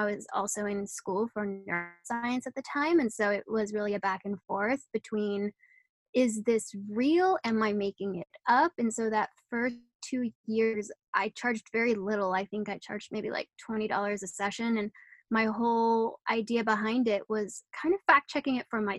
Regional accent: Netherlands; moved away; I'm originally from the Netherlands

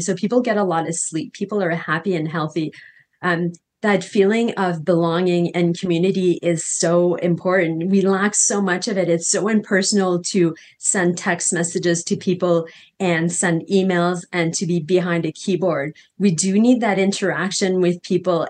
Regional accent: Canada; now in Costa Rica; I'm from Canada originally

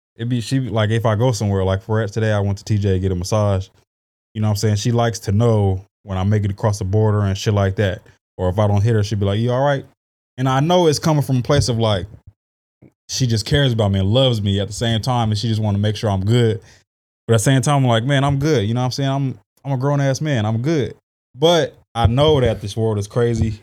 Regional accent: San Diego, California, United States; also born or lived in Arlington, Texas / Oklahoma / Arkansas; I grew up here. I was in a, I went to Valencia

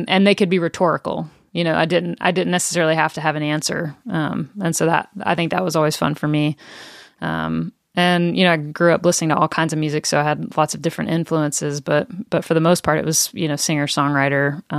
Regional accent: Tennessee, United States; I grew up in East Tennessee and grew up going to church became a follower of Jesus at a young age.

